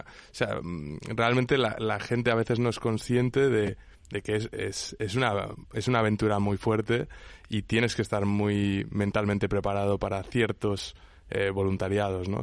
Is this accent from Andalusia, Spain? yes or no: no; Menorca, Balearic Islands, Spain; yo soy de Menorca